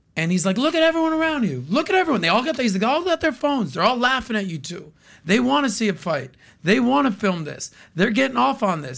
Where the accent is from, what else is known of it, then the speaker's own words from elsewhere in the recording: United States; as an American that loves music, that's been in the radio business